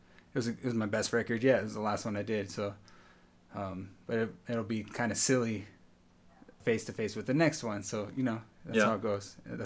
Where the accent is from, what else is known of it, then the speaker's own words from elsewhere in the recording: San Diego, California, United States; also born or lived in National City, California / Berkeley, California / Los Angeles, California; I was born in National City. And I've lived in San Diego most of my life, on and off other places